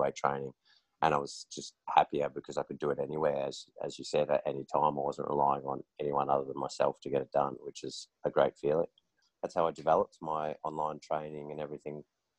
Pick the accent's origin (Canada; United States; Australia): Australia; Melbourne, Victoria; moved away as an adult; now in Noosa, Australia; I've just moved to Noosa after growing up in Melbourne.